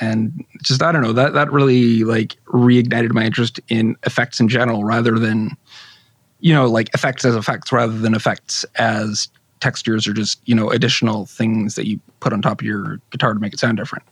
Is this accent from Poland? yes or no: no; Canada; I'm Canadian